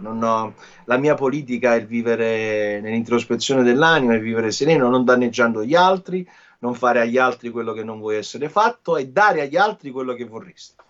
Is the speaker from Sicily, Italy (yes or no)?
no; Naples, Campania, Italy; io sono napoletano, vivendo a Napoli per me non è stato facile uscire un po' fuori dal... Io vengo da, da, da Secondigliano, un quartiere difficile